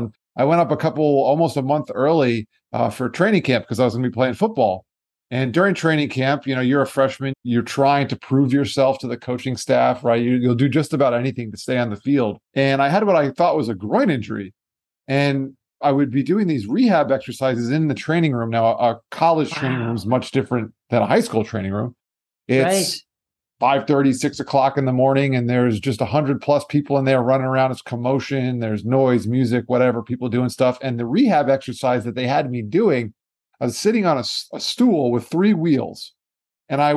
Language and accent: English; South Florida, United States; also born or lived in New York; I'm a New Yorker by birth, but I'm really a Floridian. Much different down here in South Florida than it is in New York